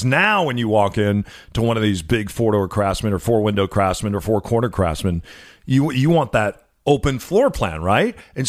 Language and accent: English; Illinois, United States; I grew up in Illinois